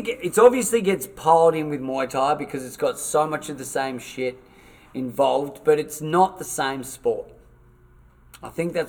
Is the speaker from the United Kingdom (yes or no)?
no; Paralowie, South Australia, Australia; We're from Paralowie.